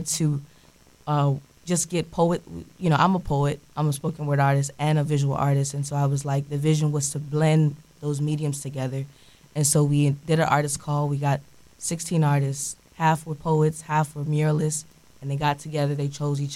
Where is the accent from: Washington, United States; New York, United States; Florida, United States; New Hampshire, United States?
Florida, United States; Orlando; also born or lived in Tallahassee; I am born and raised in the Orlando area